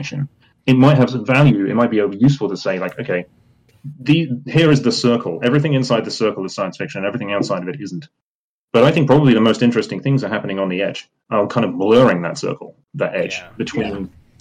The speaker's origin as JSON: {"language": "English", "country": "United Kingdom", "said": "I'm British"}